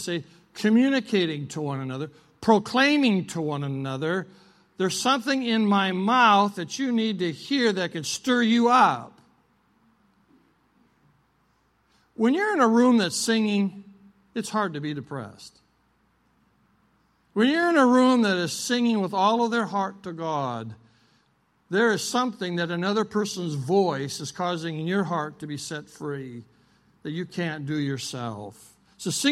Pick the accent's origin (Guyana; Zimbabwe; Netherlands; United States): United States; South Dakota; I'm from South Dakota. I was raised on a ranch and farm.